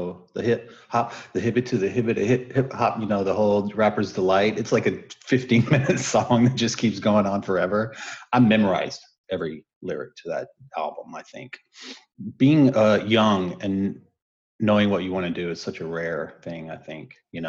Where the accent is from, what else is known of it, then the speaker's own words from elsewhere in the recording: Texas, United States; moved away; also born or lived in Colorado / Nebraska / California; So I grew up in Texas, ended up bouncing around between Colorado and Nebraska, where I got introduced to … in Nebraska. Started skating professionally, rollerblading, which led me from Colorado to California. And here I am.